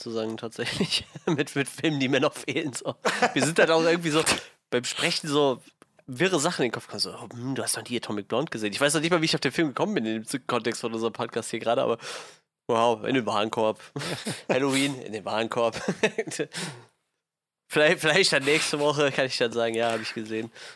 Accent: Germany; wir kommen aus Deutschland.

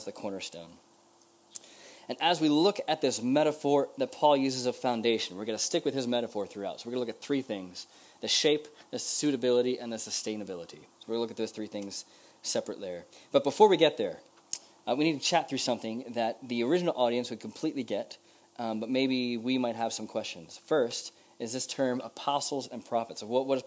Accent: United States; as an American

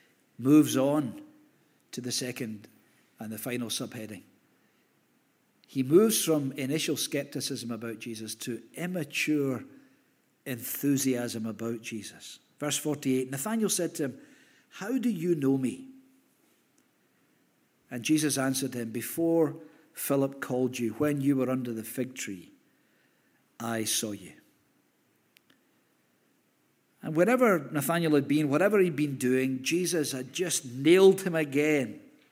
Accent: Hamilton, Scotland, United Kingdom; oh, we lived in Hamilton, I was brought up in Hamilton.

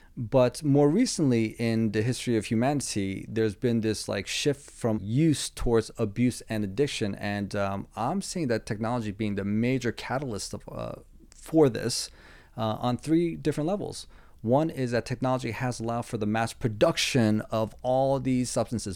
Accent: East Coast, United States; I'm from the East Coast

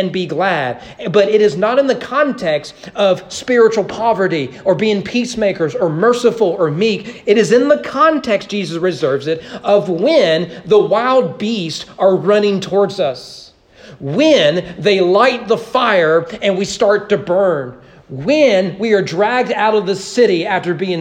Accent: United States; I grew up as American

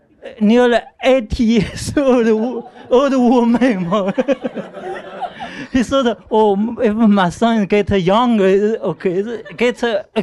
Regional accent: China; English is a second language; moved away; In China, you know, like in my hometown at least, a lot of people live in the roots area, like a mountain, near the mountain.

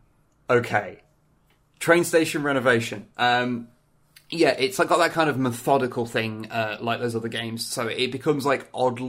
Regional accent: United Kingdom; I'm quite British, but I'm not that British

